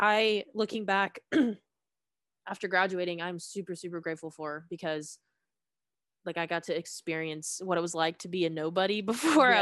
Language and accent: English; Suwanee, Georgia, United States; I am originally from Suwanee, Georgia, in Gwinnett County